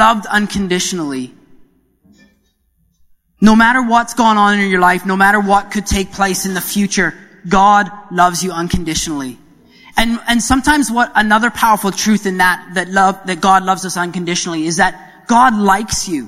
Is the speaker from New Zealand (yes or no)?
no; Canada; moved away; being the Canadian that I am